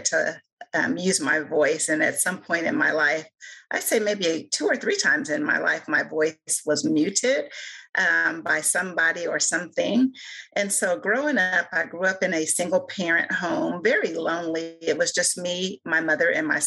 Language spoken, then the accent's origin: English; Joliet, Illinois, United States; now in Kokomo, United States; As a young girl, because I grew up in Juliet